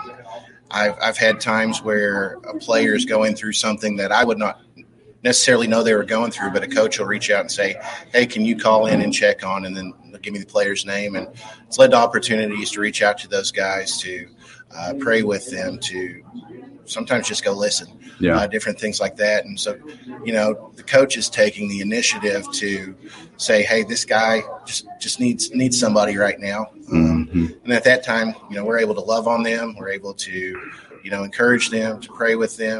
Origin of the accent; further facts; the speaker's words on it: Lee County, Kentucky, United States; I'm from Lee County, about an hour away.